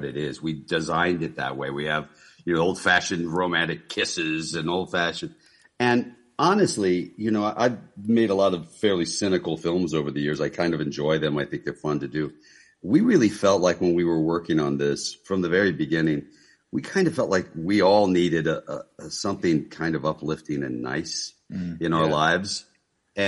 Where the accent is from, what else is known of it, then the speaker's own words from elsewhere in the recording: Kentucky, United States; growing up in Kentucky